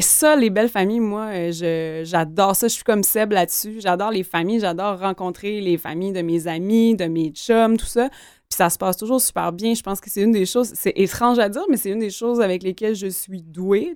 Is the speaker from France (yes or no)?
no; Gaspésie, Quebec, Canada; moved away; je viens de la Gaspésie, donc encore une fois, une région assez éloignée